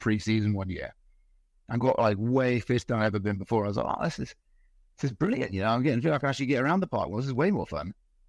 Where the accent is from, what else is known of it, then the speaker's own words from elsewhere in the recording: Dorset, South West England, United Kingdom; moved away as an adult; also born or lived in Glamorgan, Wales / Bournemouth; now in Norway; I grew up in Dorset, in a pool in Dorset.